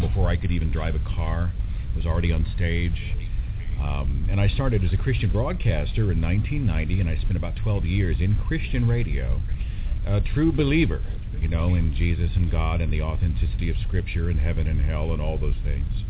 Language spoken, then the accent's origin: English; Oklahoma, United States; I'm from Oklahoma